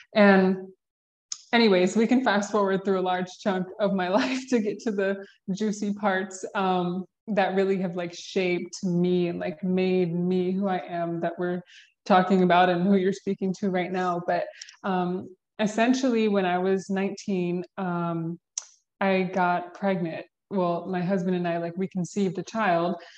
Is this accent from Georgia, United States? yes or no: yes; Georgia, United States; I was born and raised in Georgia. We can start there. Born and raised in the South